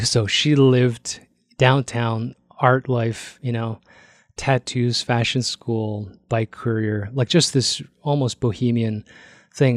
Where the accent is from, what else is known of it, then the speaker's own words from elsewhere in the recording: Toronto, Ontario, Canada; moved away as an adult; also born or lived in Korea (parents); now in Calgary, Canada; I grew up in Toronto